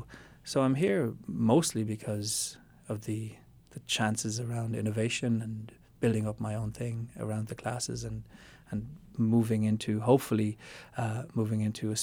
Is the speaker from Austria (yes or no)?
yes; Austria; also born or lived in Germany / Ireland; So as you said in my voice, so my father is Austrian, my mother is Irish. I was born in Austria and then educated, as the term works, in Austria, Germany, and Ireland.